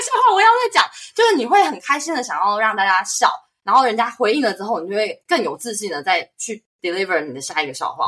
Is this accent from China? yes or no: no; Taiwan; moved away as an adult; also born or lived in United States; 我是台湾人，然后一向，就是很后来才去美国就是求学工作